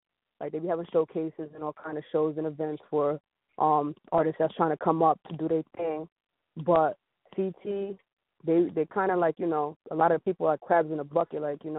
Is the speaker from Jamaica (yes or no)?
yes; Jamaica; also born or lived in New Britain; because, you know, I am Jamaican, so I used to sit in Pac Pac